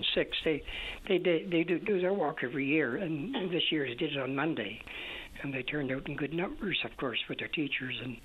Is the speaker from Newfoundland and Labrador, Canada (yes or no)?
yes; Newfoundland and Labrador, Canada; moved away; also born or lived in Ontario / Brampton; back in Newfoundland, I'm a Newfoundlander